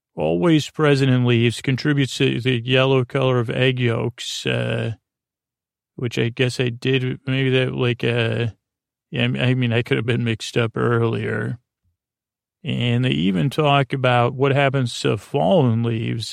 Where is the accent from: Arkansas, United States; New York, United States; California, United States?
New York, United States; Syracuse; first language English; now I come from Syracuse, New York.